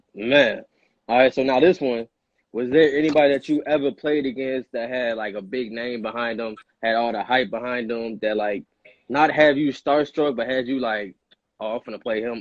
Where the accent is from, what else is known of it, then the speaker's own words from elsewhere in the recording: Oak Park, Illinois, United States; also born or lived in Aurora, Illinois; I grew up in Oak Park. I'm from Aurora, but I moved to Oak Park, went to Oak Park.